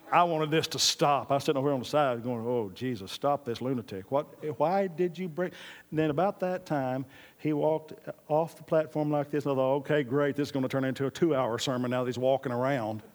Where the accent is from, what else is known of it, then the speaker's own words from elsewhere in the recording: Oklahoma, United States; now in Texas, United States; God called me to Texas. I'm from Oklahoma originally